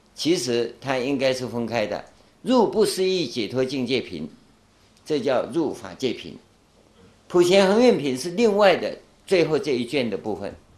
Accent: Taiwan; first language Taiwanese Hokkien; Chinese is a second language; 我们在台湾啊，那时候台湾刚光复啊，教我们讲国语啊

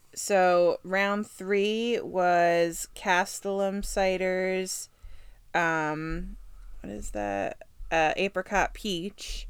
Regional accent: Kansas City, United States; I was born in Kansas City

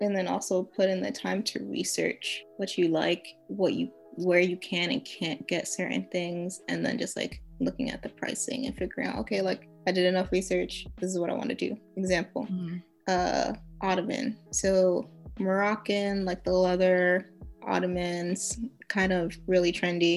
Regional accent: New York, United States; I'm from New York

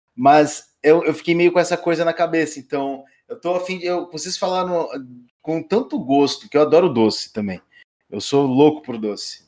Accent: Brazil; Como um bom caiçara

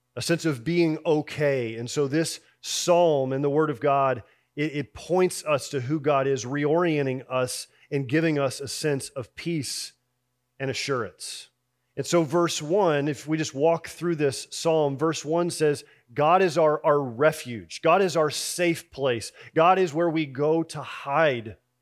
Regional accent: Houston, Texas, United States; I grew up in Houston

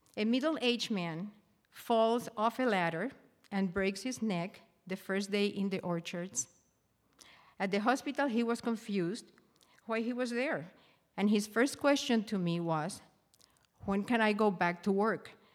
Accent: Puerto Rico; moved away as an adult; also born or lived in Japan; now in Northern Michigan, United States; I was born in Puerto Rico to a family driven by its faith and commitment to their marriage, children, and their community

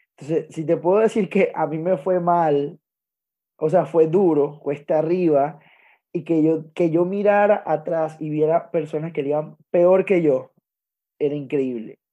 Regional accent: Zulia, Venezuela; moved away; mi país natal, Venezuela, Estado Zulia

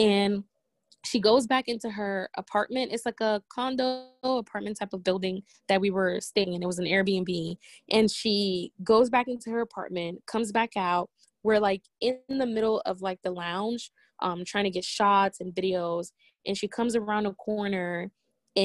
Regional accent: Maryland, United States; also born or lived in Togo; even though I was born in my country, I'm from Togo, I don't remember Togo, and all I know is Maryland. Like, that's, this is the only place I've ever lived in my entire life

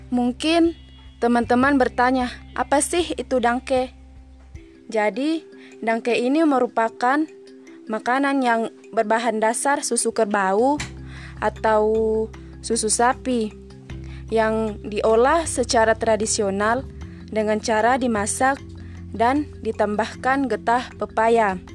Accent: Enrekang, South Sulawesi, Indonesia; saya akan membahas atau berbagi tentang kuliner khas dari daerah saya yaitu Enrekang.

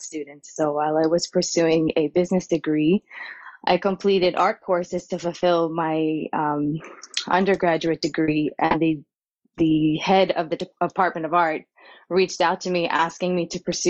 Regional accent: Long Island, New York, United States; accent: Long Island drawl; also born or lived in North Carolina; I was born in North Carolina. And then I very quickly moved to Long Island, where I was raised on in the North Shore, Long Island, small harbor town.

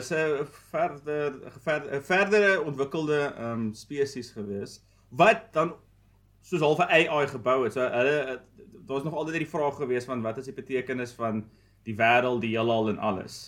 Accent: Vereeniging, Gauteng, South Africa; moved away as an adult; also born or lived in Johannesburg, South Africa / Stellenbosch, South Africa; now in United States; Ek is gebore in Vereniging.

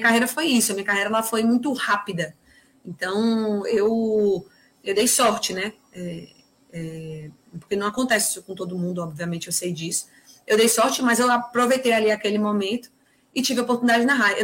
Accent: Northeast Region, Brazil

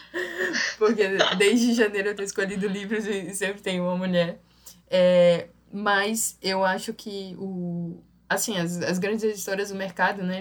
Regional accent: São Luís, Maranhão, Brazil; é a cara de São Luís, é a cara da minha terra.

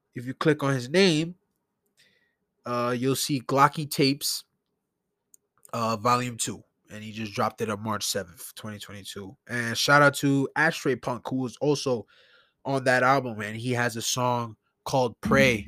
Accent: New York City, New York, United States; I grew up in New York all my life. I was born in, in Brookdale Hospital. I'm a Brooklyn native.

